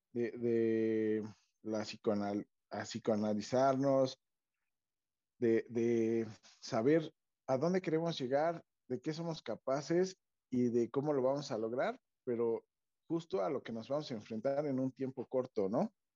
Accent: State of Mexico, Mexico; nosotros que somos mexiquenses

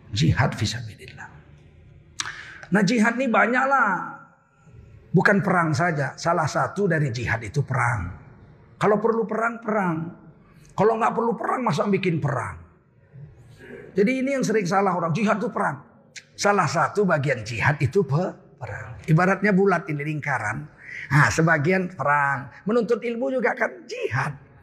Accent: Medan, North Sumatra, Indonesia; moved away; saya orang Melayu

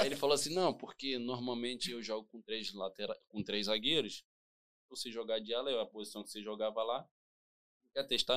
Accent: Rio de Janeiro, Brazil; Nascido e criado na Vila Kennedy

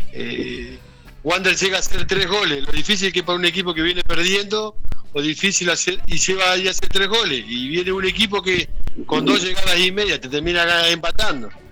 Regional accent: Argentina; moved away; yo llegaba para acá para Argentina porque ahora estoy acá en mi ciudad natal

